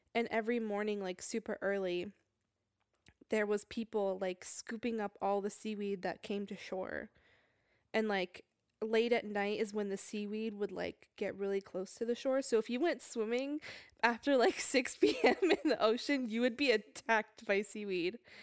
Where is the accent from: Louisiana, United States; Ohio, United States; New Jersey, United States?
New Jersey, United States; moved away; I'm from Jersey